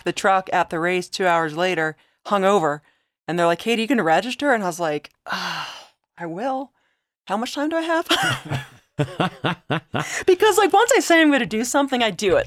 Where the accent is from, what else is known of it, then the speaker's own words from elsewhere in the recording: Delaware, United States; moved away; I grew up in Delaware